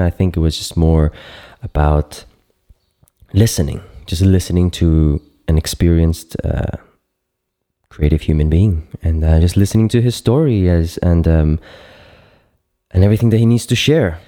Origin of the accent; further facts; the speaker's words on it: Cyprus; moved away as an adult; now in Berlin, Germany; I'm based in Berlin now, so I'm like really deep in the city. But uh, back home where mm-hmm. where uh, I was born and raised in Cyprus